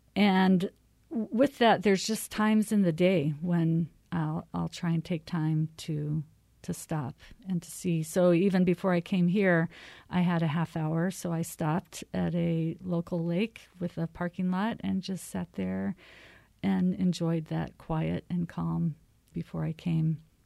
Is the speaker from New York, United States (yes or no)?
no; Arizona, United States; also born or lived in California; now in Minnesota, United States; I'm from Arizona